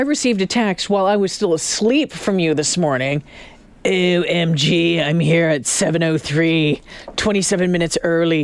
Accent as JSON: {"language": "English", "town": "Sault Ste. Marie", "region": "Ontario", "country": "Canada", "moved": "yes", "lives_now": "Edmonton, Canada", "said": "I live in Edmonton and I'm from Sault Ste. Marie, Ontario"}